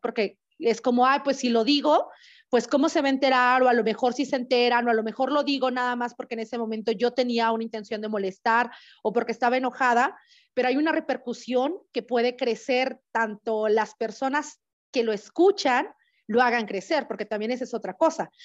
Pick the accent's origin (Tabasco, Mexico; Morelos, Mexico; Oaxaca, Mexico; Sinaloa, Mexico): Oaxaca, Mexico; moved away; zapoteca originaria de la ciudad de Oaxaca